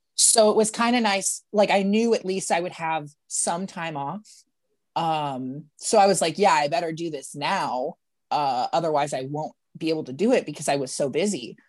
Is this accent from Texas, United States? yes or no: no; St. Louis, Missouri, United States; now in Kansas City, United States; I was born in Saint Louis, Missouri